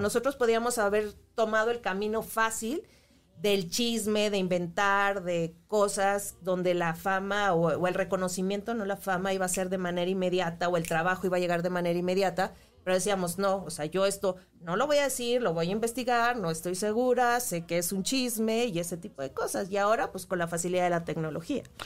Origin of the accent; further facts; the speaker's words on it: Chihuahua, Mexico; moved away; yo soy de Chihuahua, empecé allá eh, en Televisa, Chihuahua, estudié Ciencias de la Comunicación